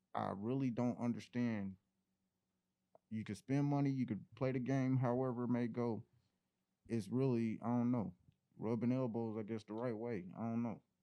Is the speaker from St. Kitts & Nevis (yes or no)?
no; Indianapolis, Indiana, United States; I'm an artist from NAP, you know, Indianapolis, Indiana